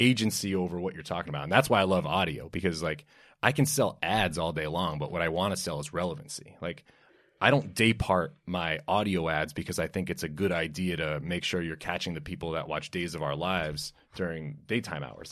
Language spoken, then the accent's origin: English; New York City, New York, United States; I grew up in Brooklyn, New York, and love country music